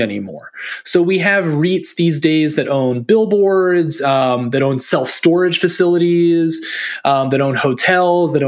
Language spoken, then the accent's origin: English; Maryland, United States; my home state of Maryland, in the mid-Atlantic U.S.